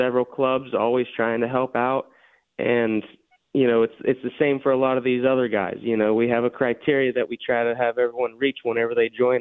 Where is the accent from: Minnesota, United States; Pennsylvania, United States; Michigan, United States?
Pennsylvania, United States; Elderton; now in Pittsburgh, United States; Originally, I'm from a little town called Elderton, PA, over by Indiana